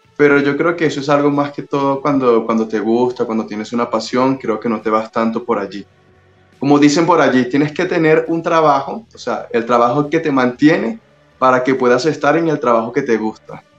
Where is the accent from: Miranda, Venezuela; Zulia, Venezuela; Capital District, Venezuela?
Capital District, Venezuela; Caracas; accent: Venezuelan; now in Mexico; Yo soy de Venezuela, soy de Caracas